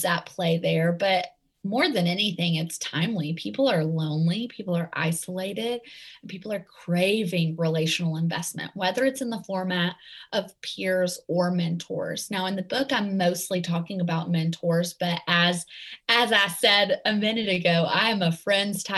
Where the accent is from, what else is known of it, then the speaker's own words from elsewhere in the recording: right outside of Nashville, Tennessee, United States; accent: Southern; Tennessee; moved away; I am from right outside of Nashville, and we just actually moved back here. So I can't ditch the Tennessee accent